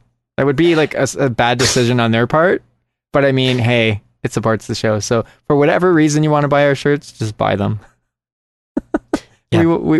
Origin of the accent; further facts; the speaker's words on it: Canada; from Canada